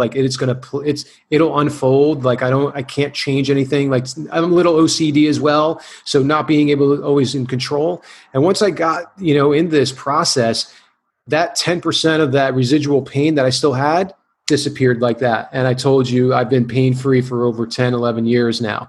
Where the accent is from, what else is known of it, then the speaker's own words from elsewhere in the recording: New Jersey, United States; now in California, United States; I had the surgery in in uh, New Jersey uh, because I wanted to be near family